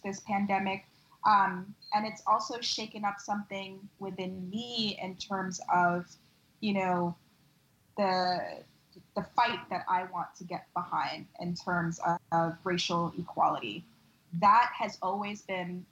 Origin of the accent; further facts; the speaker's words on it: New York, United States; as a New Yorker